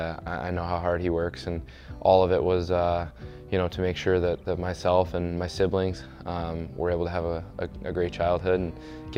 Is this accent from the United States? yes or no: yes; Long Beach, New York, United States; growing up in Long Beach, it's more of a surfing community, a beach town.